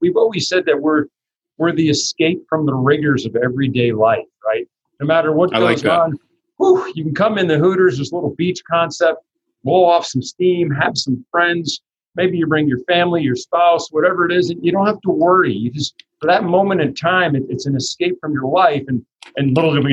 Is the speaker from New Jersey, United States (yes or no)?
yes; New Jersey, United States; grew up in New Jersey, and we owned a family delicatessen business